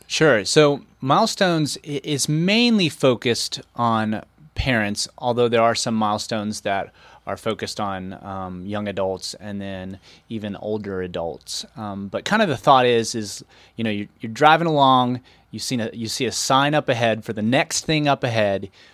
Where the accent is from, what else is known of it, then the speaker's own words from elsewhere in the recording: Waynesville, North Carolina, United States; born and raised in Waynesville